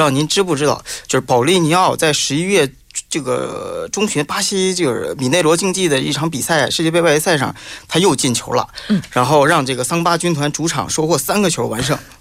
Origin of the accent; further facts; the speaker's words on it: China; 里皮的这个意大利的这个体系特别适合我们中国人